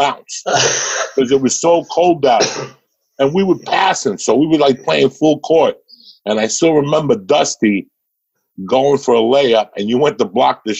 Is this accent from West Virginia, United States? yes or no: no; North Bergen, New Jersey, United States; growing up in North Bergen